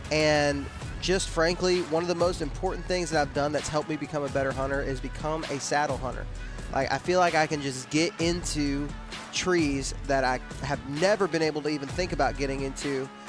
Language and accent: English; Texas, United States; also born or lived in Georgia / Alabama; Like you said, I live in like North Alabama. I'm from Texas, kind of lived all over the place.